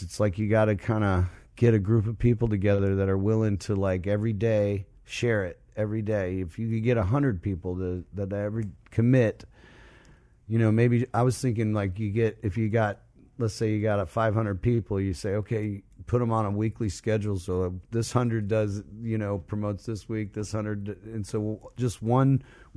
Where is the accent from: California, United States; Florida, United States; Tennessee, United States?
Florida, United States; Largo; I'm playing in Largo, Woodrow Park, right down the street from where I was born and raised